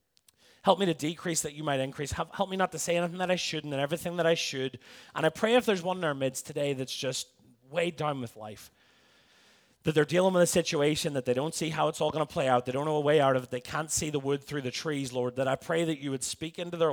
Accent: Belfast, Northern Ireland, United Kingdom; now in Tampa, United States; I'm from Belfast in Northern Ireland. America's affected me in more ways than one. It's dwindled my accent.

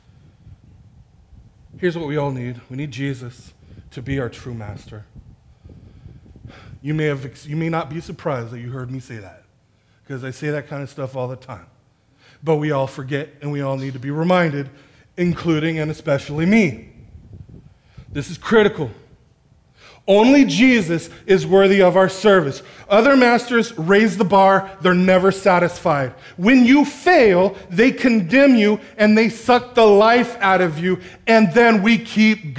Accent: National City, California, United States; moved away as an adult; now in Escondido, United States; I'm from National City, closer to downtown, where everybody's from somewhere else

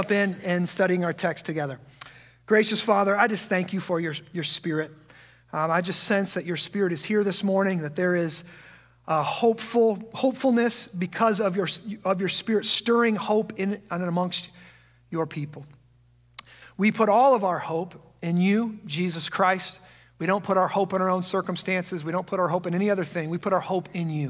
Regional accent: just outside of the Quad Cities, Iowa, United States; also born or lived in Omaha, Nebraska; I was born and raised just outside of the Quad Cities in a small farm community very similar to this one, and I'm one of those rare souls who never left his hometown

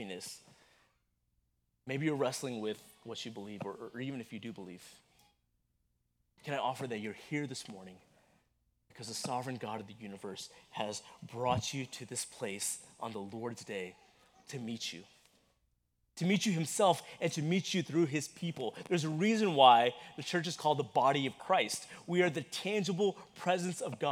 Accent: Texas, United States; growing up in Texas in that brutal heat

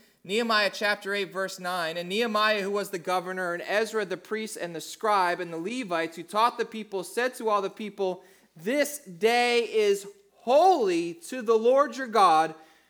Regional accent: New Jersey, United States; So I grew up in South Jersey, and I went to high school in the early 90s down in South Jersey, and that was probably the most influential time of music in my life.

